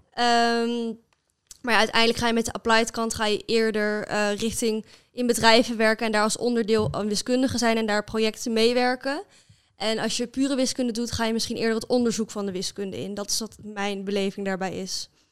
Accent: Amersfoort, Utrecht, Netherlands; moved away as an adult; now in Groningen, Netherlands; Ik kom oorspronkelijk uit Amersfoort

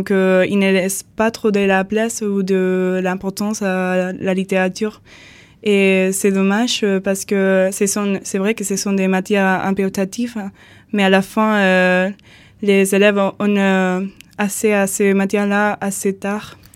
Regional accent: Andalusia, Spain; French is a second language; je viens de l'Andalousie.

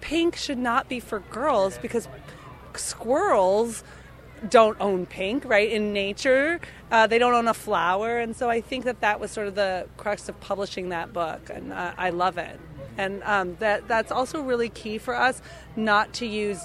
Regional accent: Minneapolis, Minnesota, United States; I was raised in Minneapolis, Minnesota

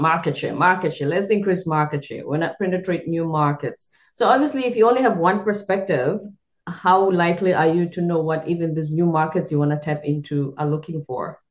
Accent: South Africa; I'm South African. I'm from the Zulu culture

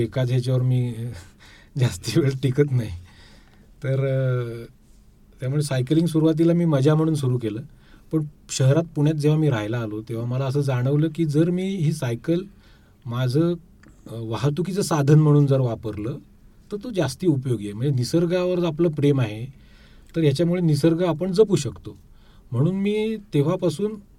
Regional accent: Kolthare, Maharashtra, India; moved away as an adult; now in Pune, India; मूळचा मी कोकणचा आहे दापोली तालुक्यात कोळथरे आमचं एक छोटंसं गाव आहे

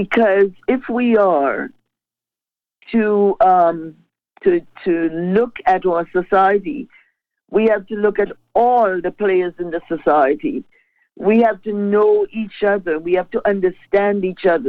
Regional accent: Grenada; moved away as an adult; now in Toronto, Canada; I was raised and the way that I grew up in the Grenada sense

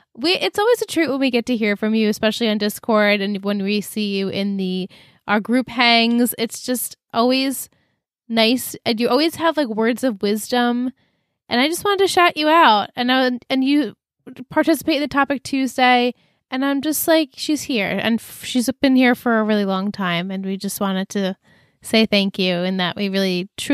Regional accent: New York, United States; we are from New York.

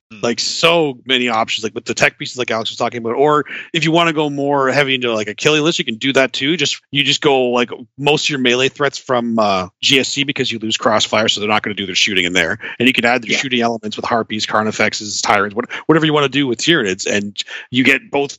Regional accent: Canada; We're Canadian, yeah.

